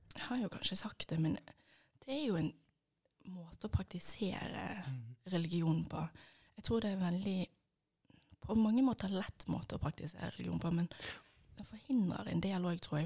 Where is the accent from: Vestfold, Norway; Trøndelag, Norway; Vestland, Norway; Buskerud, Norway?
Vestland, Norway; Bergen; som dere sikkert hører, så er jeg fra Bergen. Eh, og oppvokst